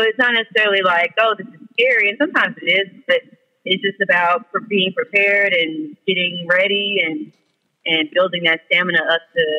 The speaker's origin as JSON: {"language": "English", "town": "Dallas", "region": "Texas", "country": "United States", "said": "I'm from Dallas."}